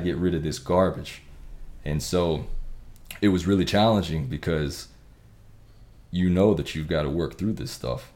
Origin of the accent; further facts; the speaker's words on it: Texas, United States; growing up in Texas with the Friday night lights